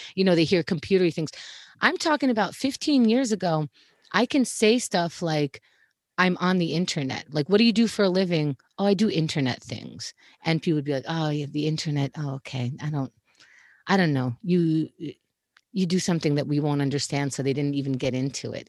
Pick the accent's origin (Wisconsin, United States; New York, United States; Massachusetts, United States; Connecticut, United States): New York, United States; New York City; also born or lived in Israel; I was born in Israel, and I moved to Queens, New York when I was four, so I was raised here.